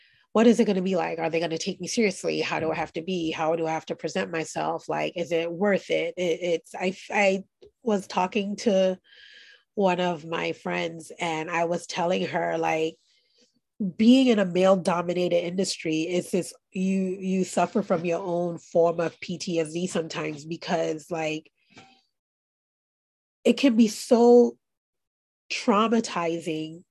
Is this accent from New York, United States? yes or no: yes; New York City, New York, United States; I grew up in Brooklyn, New York